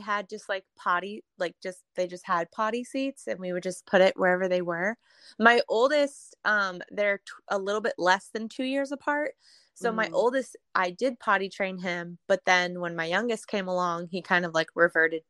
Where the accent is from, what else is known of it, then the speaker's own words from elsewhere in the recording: Northern California, United States; moved away as an adult; now in Missouri, United States; I'm originally from Northern California. Okay. So I was born and raised there.